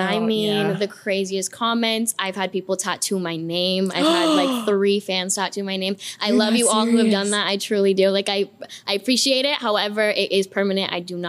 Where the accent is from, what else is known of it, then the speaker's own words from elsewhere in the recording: Ashland, Oregon, United States; moved away as an adult; now in Arizona, United States; I am from a town of like 20,000 or less in Oregon. So Ashland, Medford area, that's where I grew up. So all of you who rode horses to school, yeah, that's where I'm from, okay? Like, it's a town.